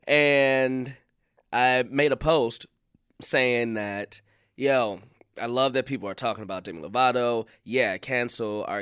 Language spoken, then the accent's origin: English; Chicago, Illinois, United States; I'm from Chicago